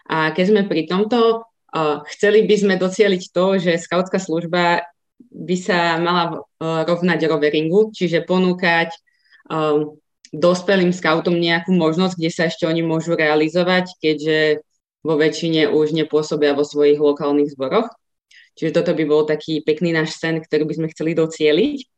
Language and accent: Slovak; Ružomberok, Žilina Region, Slovakia; moved away as an adult; now in Bratislava, Slovakia; pochádzam z Ružomberka, kde v podstate od roku 2009 pôsobím